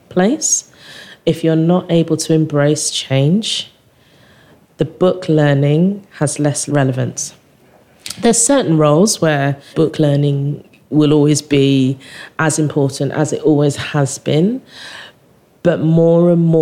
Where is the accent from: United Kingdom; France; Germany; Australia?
United Kingdom; England; I'm English